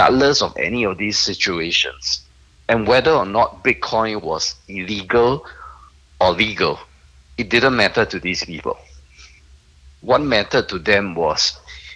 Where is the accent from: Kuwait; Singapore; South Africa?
Singapore; I'm a Singaporean